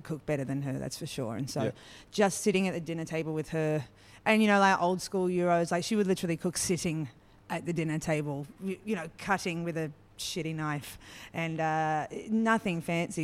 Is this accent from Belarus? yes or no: no; Australia; growing up in Australia